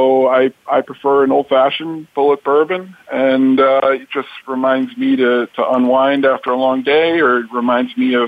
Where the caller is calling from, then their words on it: Chicago, Illinois, United States; calling in from Chicago today, the Windy City